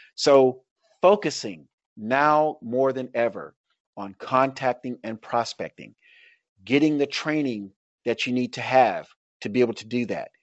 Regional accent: Tampa, Florida, United States; I grew up in Tampa, Florida, where there's, like, a lot of Cubans

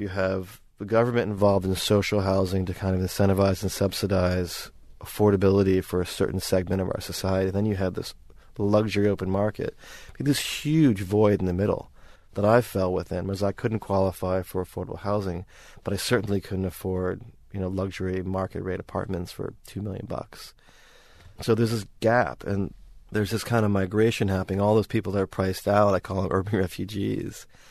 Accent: New York, United States; moved away as an adult; also born or lived in Seattle; now in Sydney, Australia; I'm, I'm from New York. I was in Seattle for six years

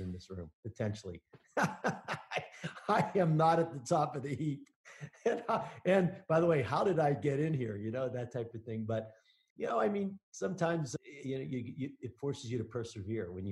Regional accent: Pittsburgh, Pennsylvania, United States; now in Denver, United States; I'm from Pittsburgh, Pennsylvania.

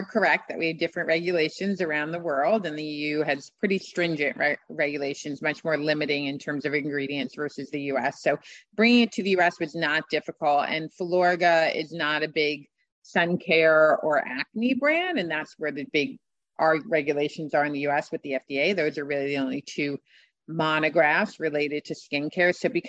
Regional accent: Scottsdale, Arizona, United States; But this was in my hometown. It was in Scottsdale, and it was a great opportunity, a great brand, and I felt like I could add a lot of value, so I jumped back in.

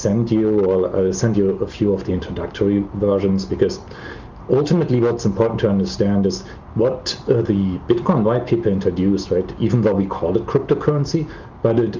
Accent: Germany; Germany, where, as you can probably tell by my accent, I'm from

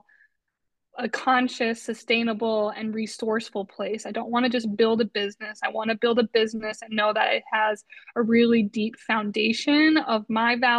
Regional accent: Westfield, Massachusetts, United States; where I grew up in Westfield, Massachusetts.

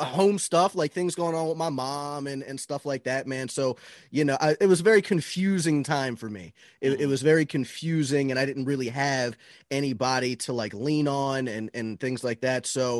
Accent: Florida, United States; Florida, man.

